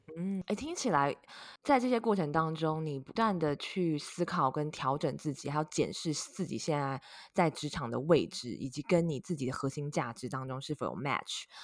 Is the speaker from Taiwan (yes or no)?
yes; Taiwan; now in United States; 跟我一样是土生土长的台湾人